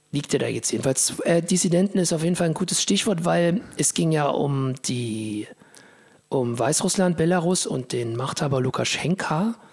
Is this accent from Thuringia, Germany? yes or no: yes; Thuringia, Germany; Ich bin ja aus Thüringen eigentlich.